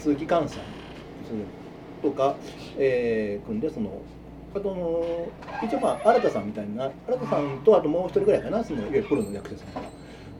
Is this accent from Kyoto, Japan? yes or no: yes; Kyoto, Japan; 僕も京都の人間として